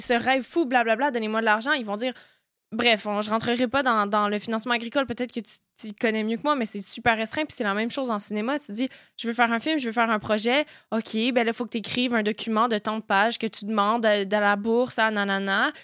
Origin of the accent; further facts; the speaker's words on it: Quebec, Canada; moved away; also born or lived in Eastern Townships, Quebec; je suis née au Québec